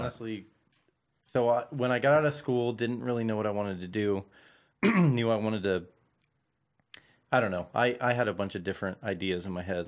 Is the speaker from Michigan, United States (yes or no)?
no; Santa Clarita, California, United States; also born or lived in Van Nuys; I'm originally from, like, Santa Clarita